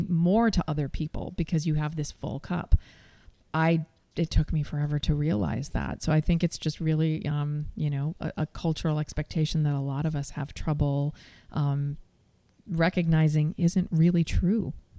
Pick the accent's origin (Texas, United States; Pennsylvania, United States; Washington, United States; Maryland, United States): Washington, United States; Seattle; also born or lived in New York; followed my heart back to my hometown